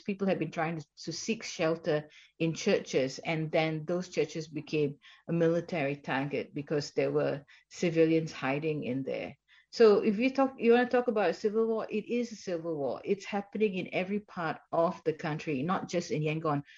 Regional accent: Malaysia; moved away; also born or lived in Sydney / Bangkok; I'm originally a Malaysian

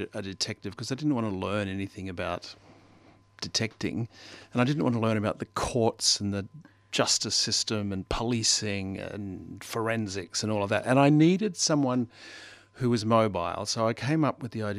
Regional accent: Maryborough, Queensland, Australia; I come from Maryborough

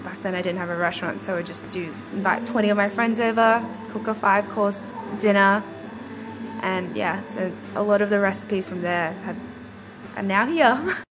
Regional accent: Footscray, Victoria, Australia; I grew up in Footscray

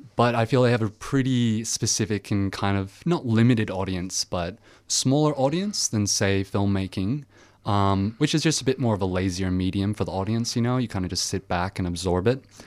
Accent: Belgium; now in Australia; the Franco-Belgian comics I read when I was growing up in Belgium

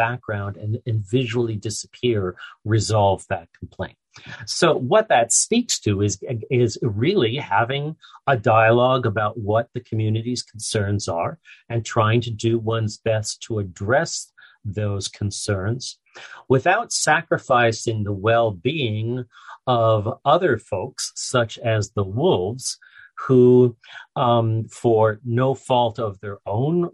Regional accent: Canada; I'm Canadian

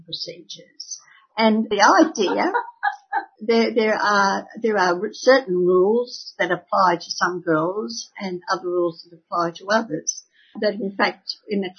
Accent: Sydney, New South Wales, Australia; I grew up in Sydney

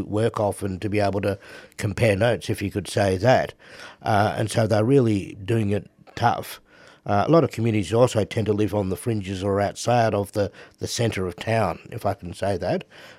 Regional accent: Melbourne, Victoria, Australia; also born or lived in Robinvale, Australia / Point Pearce, Australia; I was born up in Robin Vale, so it also makes me Lachi Lachi country. I was fostered out to a non-Indigenous family as a kid, brought down to Melbourne and down here ever since.

